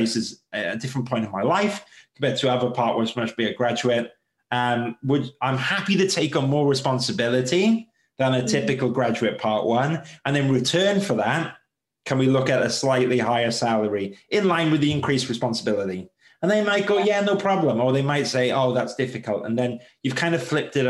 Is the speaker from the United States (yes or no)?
no; United Kingdom; especially as British